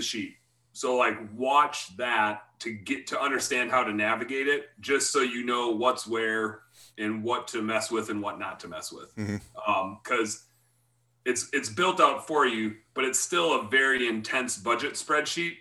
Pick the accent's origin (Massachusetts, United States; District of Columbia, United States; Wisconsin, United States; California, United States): Wisconsin, United States; I'm from Wisconsin